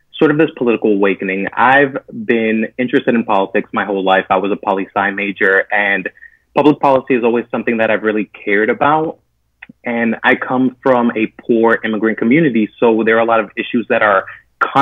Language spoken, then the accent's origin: English; West New York, New Jersey, United States; I was raised in the smallest city in America. It's called West New York, New Jersey